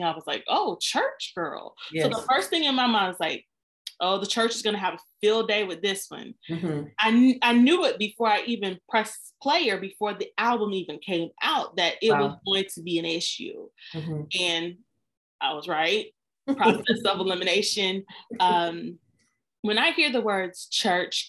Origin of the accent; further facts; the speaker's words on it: the Bible Belt, the South, United States; I grew up in the South in the Bible Belt, where there is a church on every corner.